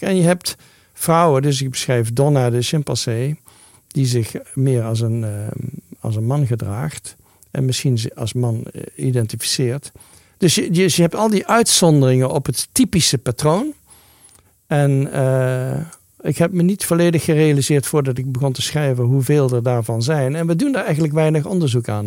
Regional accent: Netherlands; moved away; Ik ben een Nederlander

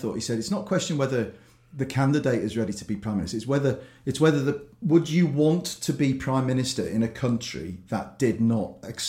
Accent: Liverpool, North West England, United Kingdom; I grew up in Liverpool in the 70s and 80s and you did have ghettos in those days

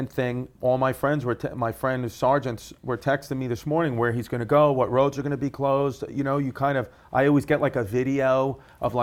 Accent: New York City, New York, United States; I grew up in Ridgewood, Bushwick. I grew up right there.

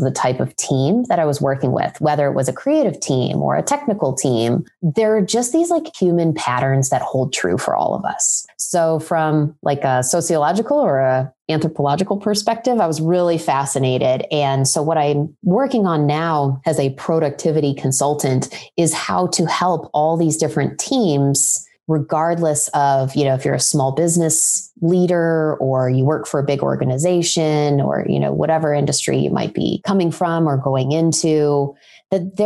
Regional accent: Ohio, United States; I grew up in Ohio, so I'm a fellow Midwesterner

